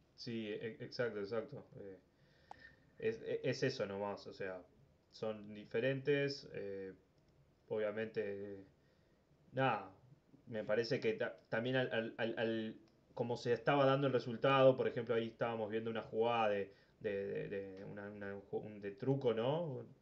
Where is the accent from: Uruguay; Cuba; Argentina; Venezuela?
Uruguay; Maldonado; now in Montevideo, Uruguay; Soy de Maldonado